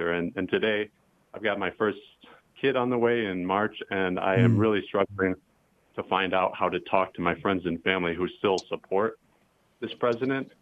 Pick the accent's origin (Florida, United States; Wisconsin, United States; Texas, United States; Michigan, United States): Michigan, United States; I am originally from the Thelma, Michigan. I grew up in a really conservative area in a liberal family